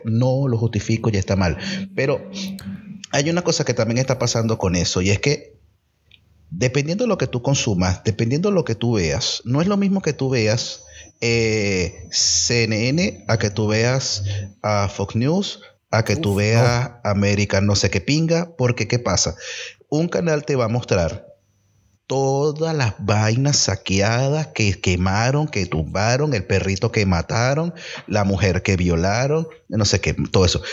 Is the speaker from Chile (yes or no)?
no; Venezuela; moved away; nuestra idiosincrasia como venezolano